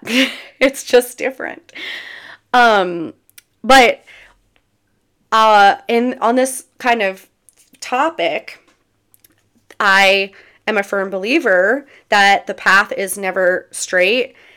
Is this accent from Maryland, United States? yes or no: yes; near Berlin, Maryland, United States; It's right outside of my hometown. It's close to the beach in Ocean City, Maryland